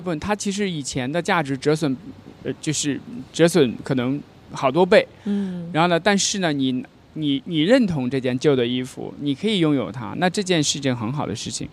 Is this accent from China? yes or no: yes; China; 我们中国人